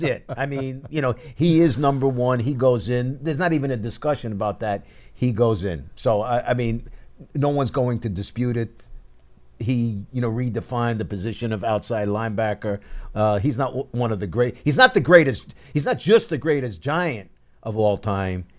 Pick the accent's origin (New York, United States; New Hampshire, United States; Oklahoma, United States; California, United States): New York, United States; New York City; growing up in Brooklyn